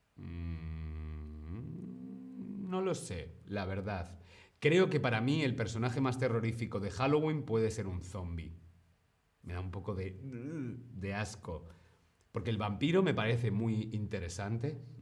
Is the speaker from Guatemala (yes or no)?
no; Spain; yo soy de España